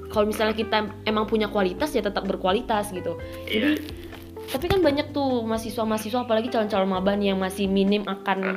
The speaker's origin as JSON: {"language": "Indonesian", "town": "Pekanbaru", "region": "Riau", "country": "Indonesia", "said": "Dan nih kalau aku sendiri kan aku dari Pekanbaru ya aku dari Universitas Riau"}